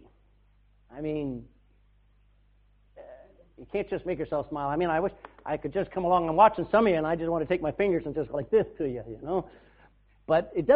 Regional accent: Texas, United States; now in Ireland; I come from a different culture. I came from Texas

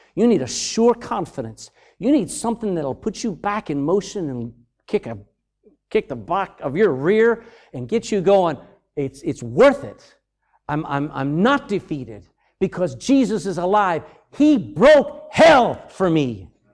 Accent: United States; moved away; I'm American

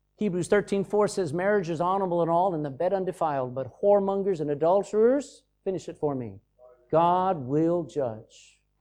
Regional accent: Texas, United States; I'm from Texas, and I've been around those oil wells

